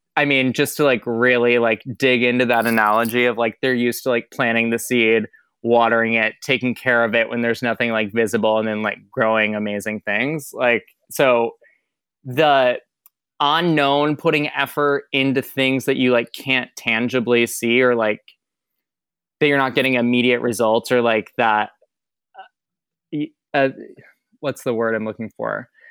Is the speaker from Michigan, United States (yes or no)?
yes; Michigan, United States; moved away as an adult; also born or lived in Boston; I grew up in Michigan.